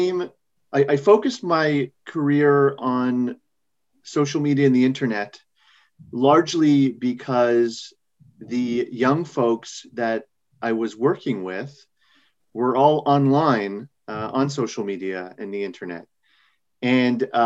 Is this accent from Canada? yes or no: yes; Montreal, Quebec, Canada; moved away as an adult; now in New York, United States; I grew up in Canada. I born and raised in Montreal.